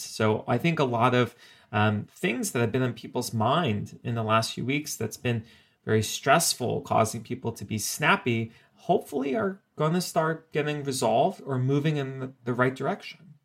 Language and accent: English; South Florida, United States; moved away; I'm originally from South Florida